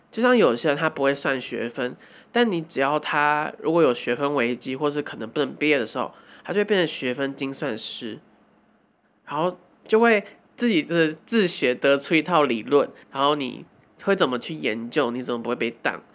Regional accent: Hsinchu, Taiwan; 因为我们要刚好出生在台湾，然后刚好出生在新竹

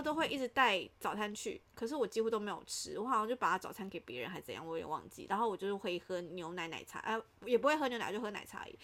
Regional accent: Kaohsiung, Taiwan; moved away as an adult; now in Taipei, Taiwan; 我是高雄人

